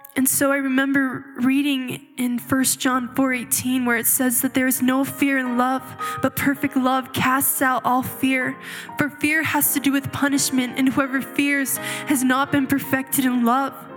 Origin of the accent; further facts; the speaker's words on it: Chihuahua, Mexico; moved away; I was actually born and raised in Chihuahua, Mexico, in a small polygamous community of fundamental Mormons